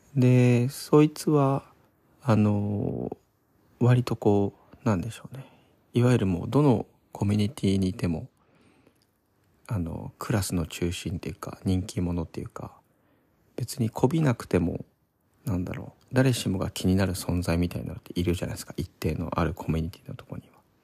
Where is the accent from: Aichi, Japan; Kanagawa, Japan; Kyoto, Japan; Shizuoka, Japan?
Kanagawa, Japan; Odawara; moved away as an adult; also born or lived in Tsukuba, Ibaraki / Fukuoka; now in Tokyo, Japan; 地元はそう神奈川の小田原っていうところなんですけど